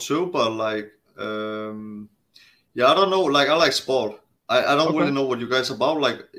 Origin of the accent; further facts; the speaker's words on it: Denmark; I'm from Denmark.